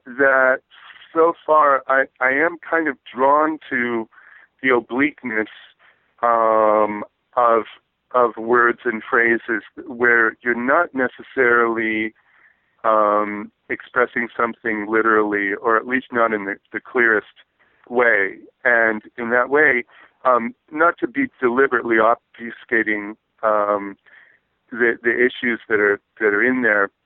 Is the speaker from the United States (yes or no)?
yes; Berkeley, California, United States; I was born and raised in Berkeley and grew up in the 60s